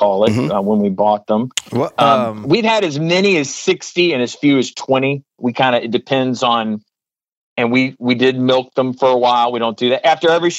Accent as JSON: {"language": "English", "region": "South Georgia", "country": "United States", "tie": "born or raised there", "said": "I grew up in South Georgia"}